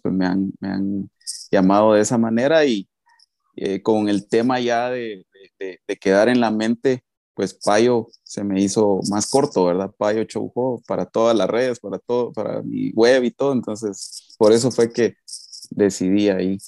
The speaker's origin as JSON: {"language": "Spanish", "country": "Guatemala", "said": "soy de Guatemala."}